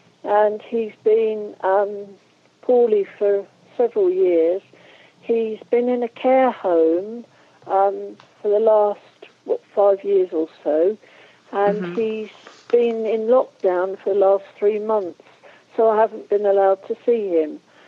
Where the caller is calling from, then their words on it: Norwich, East of England, United Kingdom; I'm calling from Norwich in the UK.